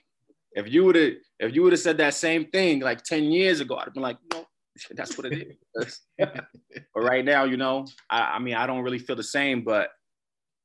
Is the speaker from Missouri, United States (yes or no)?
no; New York City, New York, United States; also born or lived in Brooklyn, New York; now in Utah, United States; Moved to Staten Island, New Brighton. Moved to New Brighton when I was 6 or 7